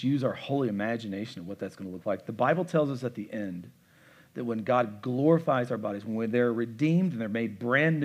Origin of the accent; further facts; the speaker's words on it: United States; I am a thoroughly American